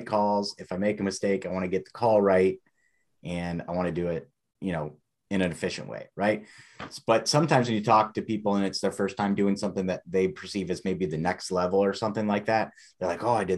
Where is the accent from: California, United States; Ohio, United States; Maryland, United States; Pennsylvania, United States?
Ohio, United States; We're from Ohio